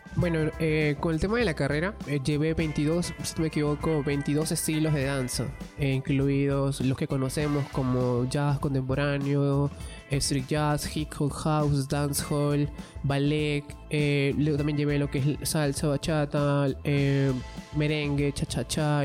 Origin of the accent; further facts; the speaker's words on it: Ica, Peru; now in Lima, Peru; yo soy de Ica